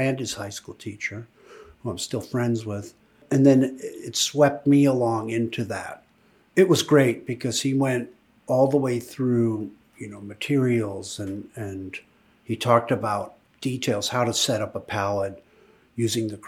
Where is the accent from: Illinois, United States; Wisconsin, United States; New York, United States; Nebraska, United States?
Nebraska, United States; Omaha; I grew up in Omaha, Nebraska, first generation American